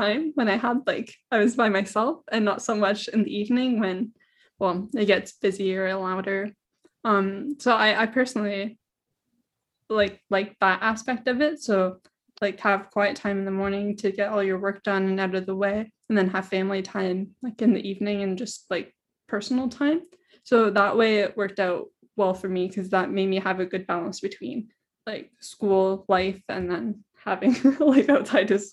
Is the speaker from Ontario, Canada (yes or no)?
yes; Belleville, Ontario, Canada; also born or lived in Tyendinaga; I'm originally from Belleville. I'm also like Mohawk from Tandanega. So I live close to Kingston, about 45 minutes away